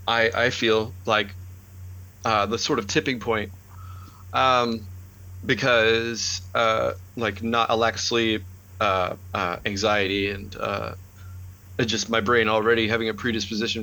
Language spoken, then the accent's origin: English; the South, United States; I grew up in the South